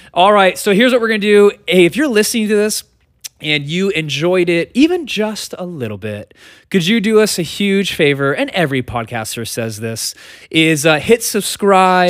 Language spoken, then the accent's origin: English; United States; we as American Christians in two thousand twenty-three